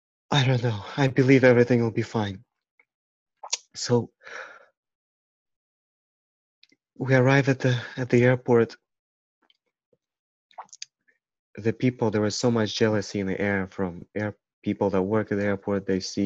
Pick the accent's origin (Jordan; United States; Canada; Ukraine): Ukraine; English is a second language; it didn't make sense that I look dark, black, and I'm from Ukraine.